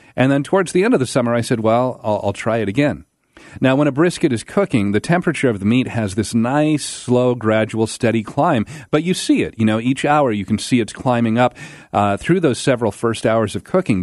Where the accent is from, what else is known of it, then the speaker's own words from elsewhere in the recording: Pacific Northwest, United States; moved away as an adult; also born or lived in Alabama; I grew up in the Pacific Northwest